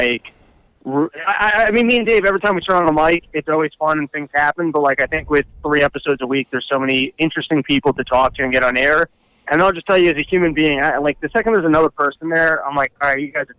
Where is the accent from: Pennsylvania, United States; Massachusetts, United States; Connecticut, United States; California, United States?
Connecticut, United States; Stamford; I'm from Stamford, Connecticut.